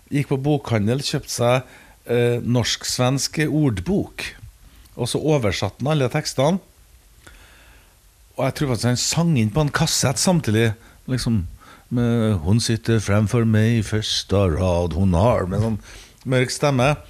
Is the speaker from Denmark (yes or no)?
yes; Denmark; Nummer tre var … sjøl om jeg er dansk.